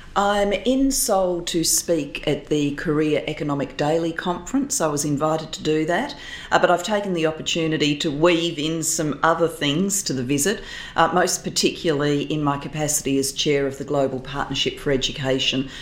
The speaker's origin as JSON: {"language": "English", "town": "Adelaide", "region": "South Australia", "country": "Australia", "tie": "born or raised there", "moved": "as an adult", "said": "post politics, I've returned to my hometown, to Adelaide"}